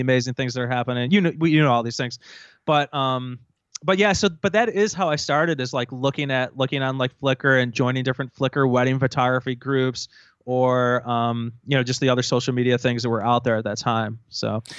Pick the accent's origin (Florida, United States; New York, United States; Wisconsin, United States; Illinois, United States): New York, United States; Rochester; also born or lived in Buffalo, New York; I'm originally from Rochester, New York, which is about, uh, you know, about an hour east of Buffalo